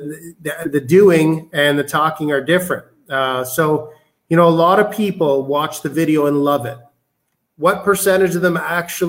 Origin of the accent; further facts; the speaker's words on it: Canada; moved away as an adult; I'm Canadian